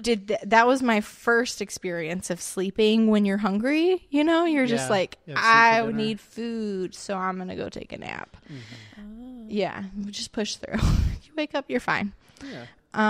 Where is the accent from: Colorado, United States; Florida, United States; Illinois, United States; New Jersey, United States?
Florida, United States; West Palm Beach; Okay, I'm from South Florida.